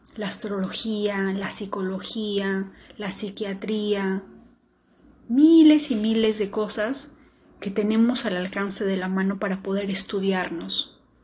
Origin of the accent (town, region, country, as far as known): Peru